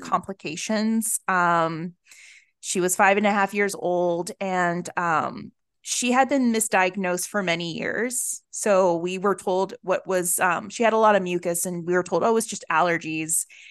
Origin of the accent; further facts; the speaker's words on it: the South, United States; moved away; also born or lived in Honduras; I grew up in the South.